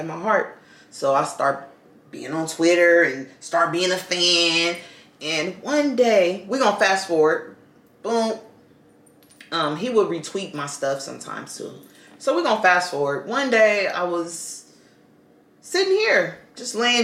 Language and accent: English; Los Angeles, California, United States; we're both from Watts